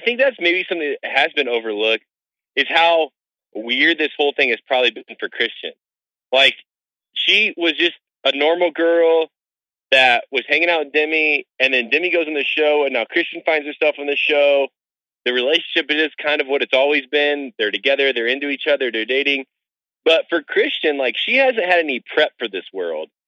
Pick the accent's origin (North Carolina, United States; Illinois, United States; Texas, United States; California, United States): Illinois, United States; just outside of Chicago; now in Denver, United States; I grew up just outside of Chicago, so I, I know Chicago well